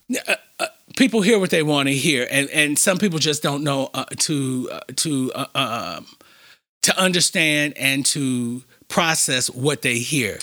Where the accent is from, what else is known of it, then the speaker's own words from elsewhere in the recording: Chicago, Illinois, United States; born and bred on the West Side